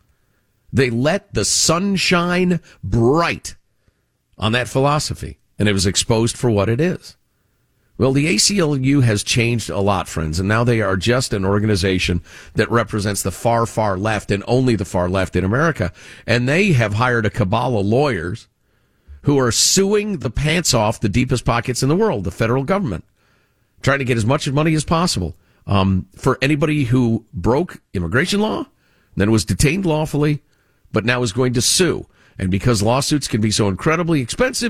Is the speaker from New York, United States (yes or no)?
no; Chicago, Illinois, United States; as a kid growing up in Chicagoland